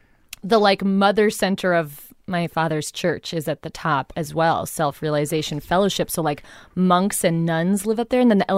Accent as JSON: {"language": "English", "town": "Los Angeles", "region": "California", "country": "United States", "tie": "born or raised there", "said": "Well, I grew up in Mount Washington, which is the hill that's just adjacent."}